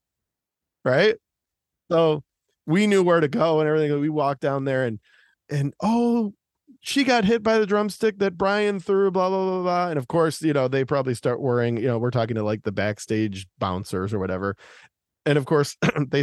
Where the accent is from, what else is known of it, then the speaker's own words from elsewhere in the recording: Detroit, Michigan, United States; growing up in Detroit